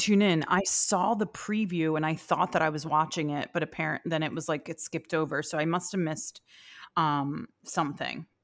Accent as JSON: {"language": "English", "town": "New York City", "region": "New York", "country": "United States", "said": "as a New Yorker, I, I'm not, like, a much of a New Yorker as"}